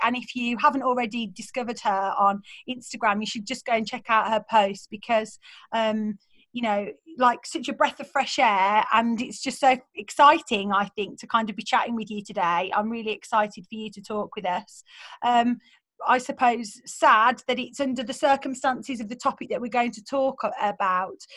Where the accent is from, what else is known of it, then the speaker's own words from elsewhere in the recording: Birmingham, West Midlands, United Kingdom; accent: Birmingham; in my Birmingham accent, I was like, I don't know, I'm just I'm from Birmingham